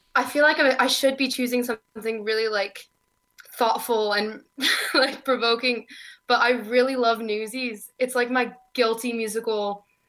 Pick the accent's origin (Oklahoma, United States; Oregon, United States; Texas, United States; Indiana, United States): Oregon, United States; also born or lived in Southern California; now in Glasgow, United Kingdom; I was born in Southern California and I moved to Oregon when I was nine.